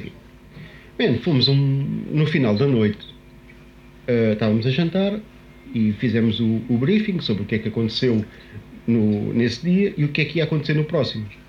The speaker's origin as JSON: {"language": "Portuguese", "region": "Lisbon", "country": "Portugal", "said": "somos portugueses, somos de Lisboa"}